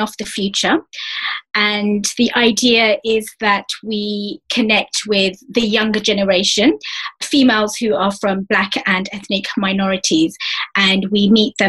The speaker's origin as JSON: {"language": "English", "region": "London", "country": "United Kingdom", "accent": "East London dialect", "said": "I'm from East London."}